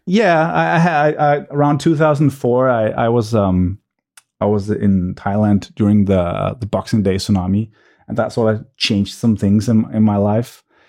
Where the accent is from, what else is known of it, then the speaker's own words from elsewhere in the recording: suburb of Copenhagen, Capital Region of Denmark, Denmark; I grew up in a suburb, uh, to Copenhagen.